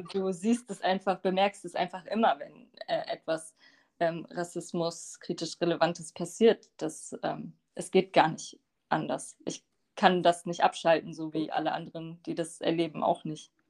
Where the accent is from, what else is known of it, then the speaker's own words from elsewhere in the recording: Bremen, Germany; also born or lived in Lower Saxony; ich bin aber in Bremen geboren und aufgewachsen